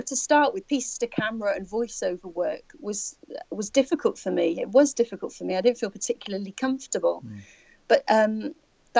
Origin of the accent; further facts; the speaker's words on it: Gloucestershire, South West England, United Kingdom; moved away; I'm from Gloucestershire.